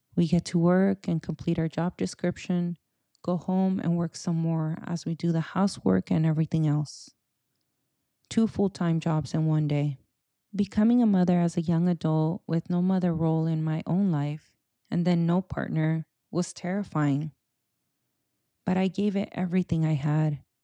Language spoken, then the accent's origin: English; Silicon Valley, California, United States; first language Spanish; English is a second language; I'm a first-gen Mexicana-Americana, born and raised in the Silicon Valley